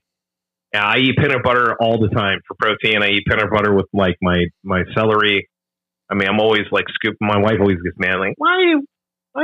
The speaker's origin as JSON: {"language": "English", "region": "Minnesota", "country": "United States", "tie": "born or raised there", "said": "Like I grew up in the Midwest, Minnesota."}